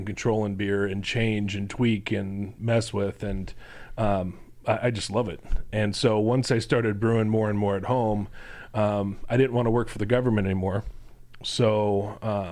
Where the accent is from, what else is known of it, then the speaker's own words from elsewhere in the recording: Lincoln, Nebraska, United States; Lincoln, born and raised